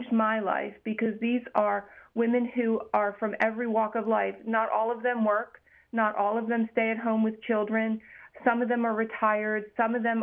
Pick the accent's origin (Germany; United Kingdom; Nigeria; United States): United States; we as American Jews